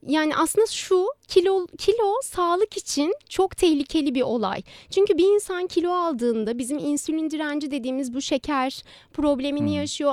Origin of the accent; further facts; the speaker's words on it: Istanbul, Turkey; 1991 yılında İstanbul'da doğdum.